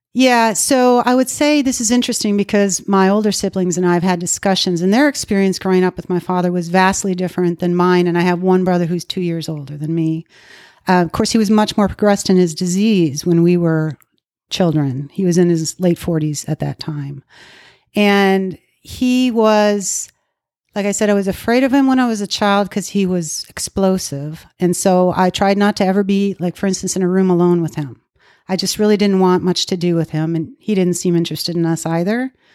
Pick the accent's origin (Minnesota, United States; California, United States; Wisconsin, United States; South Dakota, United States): Minnesota, United States; moved away as an adult; now in Dallas, United States; I was raised in Minnesota